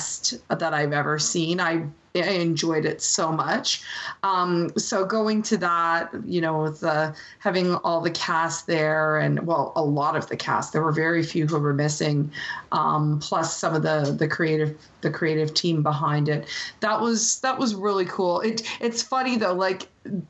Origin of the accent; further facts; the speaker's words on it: Canada; as someone who's grown up so close to the U.S. and has a lot of friends in the U.S. and in a lot of cases in Canada